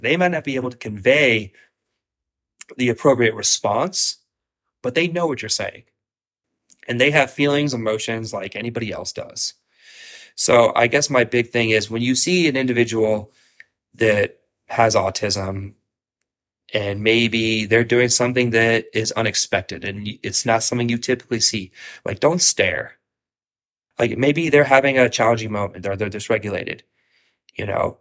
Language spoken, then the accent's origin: English; Columbus, Ohio, United States; now in Florida, United States; I'm originally from Columbus, Ohio